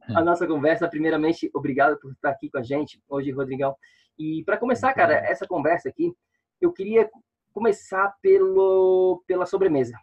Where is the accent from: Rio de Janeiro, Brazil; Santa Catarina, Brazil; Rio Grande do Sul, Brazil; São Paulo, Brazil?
Santa Catarina, Brazil; Florianópolis; moved away as an adult; now in New York, United States; eu sou de Florianópolis